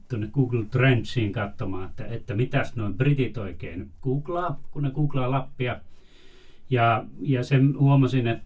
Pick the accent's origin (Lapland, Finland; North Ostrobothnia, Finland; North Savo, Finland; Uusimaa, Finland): Lapland, Finland; Rovaniemi; kun sanoin, että ollaan Rovaniemeltä